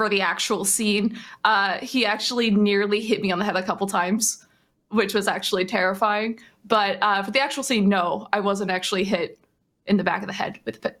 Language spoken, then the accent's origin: English; Southern California, United States; I grew up in Southern California